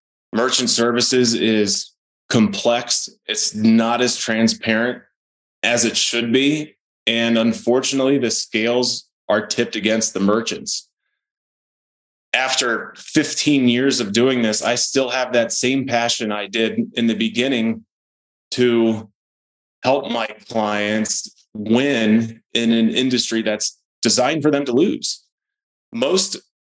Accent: Maryland, United States; moved away as an adult; now in Colorado, United States; I moved here from Maryland in 2008. I grew up there.

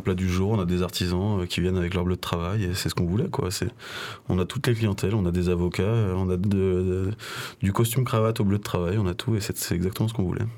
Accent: Lyon, Auvergne-Rhône-Alpes, France; Je suis né à Lyon

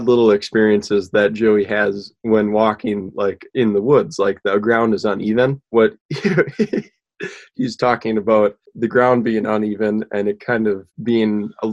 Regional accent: Baldwin, Wisconsin, United States; I grew up in Baldwin, Wisconsin, which is on the west central part of Wisconsin, kind of close to the Minnesota border.

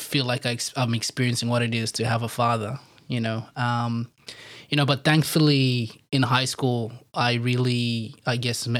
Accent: Harare, Zimbabwe; born there; So as you heard, I was born in Zimbabwe, mm-hmm. in a city called Harare. You know, shout out to H-Town and all my peeps.

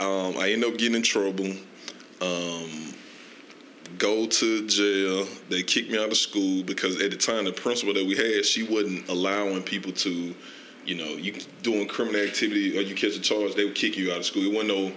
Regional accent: Starkville, Mississippi, United States; So I'm from Oktibbeha County. That is Starkville, Mississippi.

